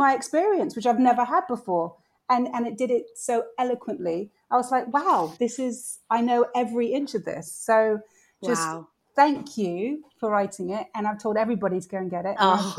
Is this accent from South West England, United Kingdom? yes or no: yes; Bristol, South West England, United Kingdom; moved away as an adult; I grew up in Bristol from 7 to 19.